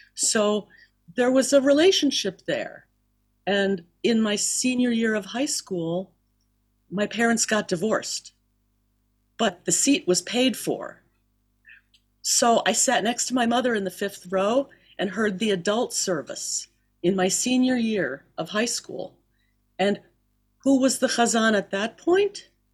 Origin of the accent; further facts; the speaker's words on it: Miami, Florida, United States; also born or lived in Philadelphia; I'm from Philadelphia, and I grew up down in Miami. Uh, Dad moved us down there when I was about two or so.